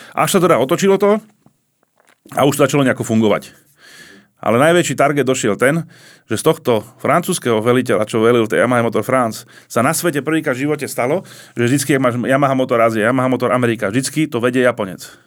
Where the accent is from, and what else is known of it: Slovakia